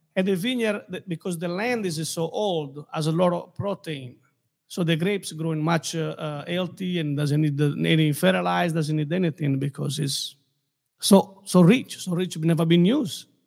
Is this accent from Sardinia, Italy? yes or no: yes; Castelsardo, Sardinia, Italy; now in Naples, Florida, United States; Born and raised in Sardinia